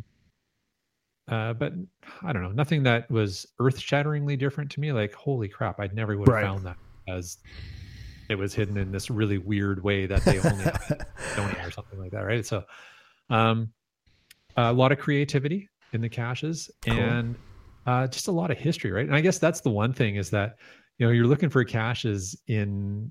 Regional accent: Canada; I'm so Canadian

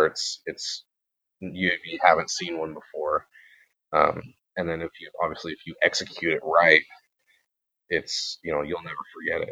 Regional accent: Reedsport, Oregon, United States; Reedsport, which I know it's my hometown

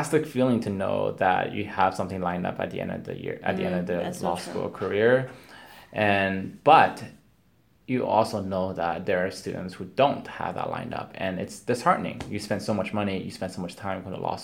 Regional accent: West Coast, Canada; now in Ontario, Canada; I'm from the West Coast originally

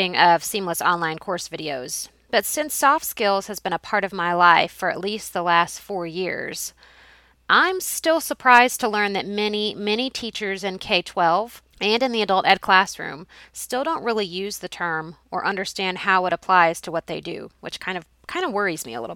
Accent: Carrollton, United States; my hometown of Carrollton

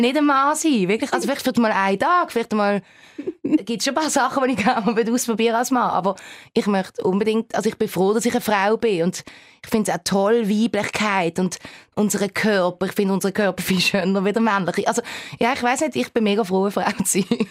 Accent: Switzerland; accent: Baseldeutsch

